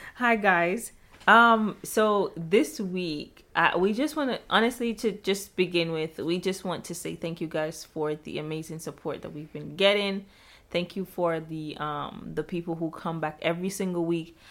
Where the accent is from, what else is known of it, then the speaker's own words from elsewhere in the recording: Jamaica; moved away; I'm Jamaican